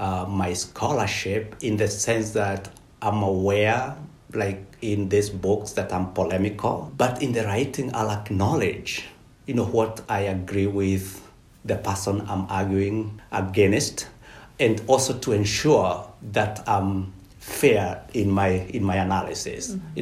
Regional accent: Kenya; I come from the Kikuyu community of Kenya that fought the colonialists in the 1950s

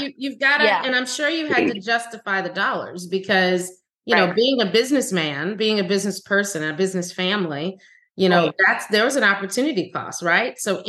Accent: New Orleans, Louisiana, United States; now in Fort Myers, United States; being from New Orleans.

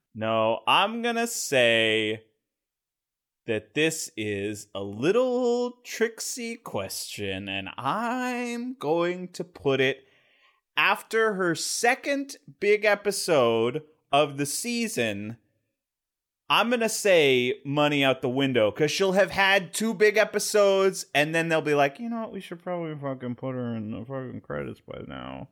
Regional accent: Valencia, California, United States; They blew up Valencia, California

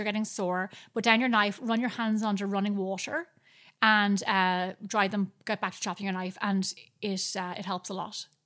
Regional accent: Ireland; moved away

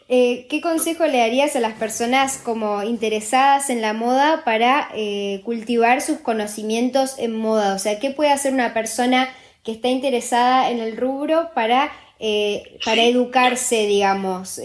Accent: Argentina; now in Uruguay; yo soy de Argentina y en Argentina amamos a, o sea, ahora yo ya soy más uruguaya casi que argentina

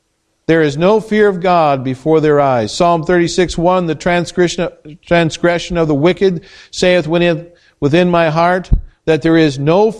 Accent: United States

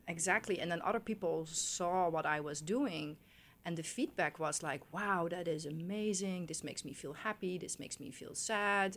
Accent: Netherlands; moved away; I grew up in Holland

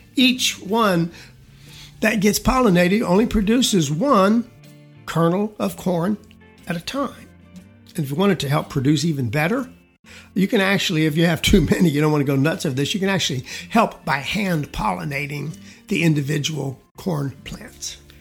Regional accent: South Georgia, United States; now in Texas, United States; I was raised in South Georgia most of my young years

